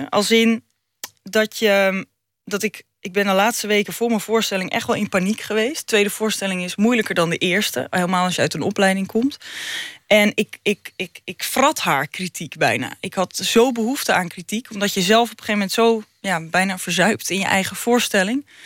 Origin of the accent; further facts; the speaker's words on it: North Holland, Netherlands; ik kom zelf ook uit de Noord-Hollandse dikke klei. En eh, ik ben zelf ook vrij nuchter.